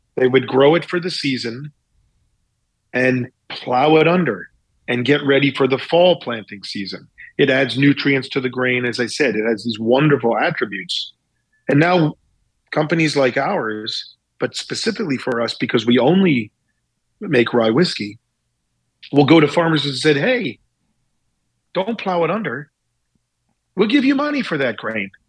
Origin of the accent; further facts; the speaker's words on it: Pikesville, Maryland, United States; now in New York, United States; I grew up in Baltimore, Maryland